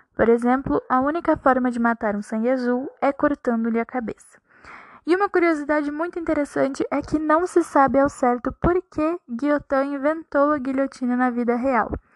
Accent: Brazil; como boa brasileira que sou

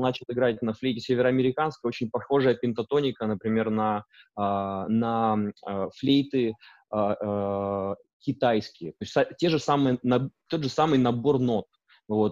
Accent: Urals, Russia; moved away as an adult; also born or lived in Perm; now in Canada; я сам родился на Урале, а, и как бы волей судьбы и моих а, выборов оказался в Канаде.

